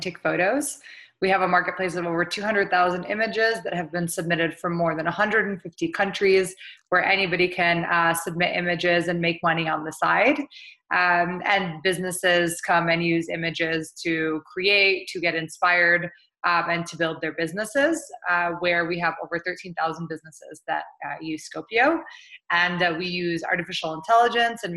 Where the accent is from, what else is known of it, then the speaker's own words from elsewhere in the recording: St. Louis, Missouri, United States; moved away as an adult; also born or lived in New York; I grew up in St. Louis, Missouri. My parents are immigrants from Jordan.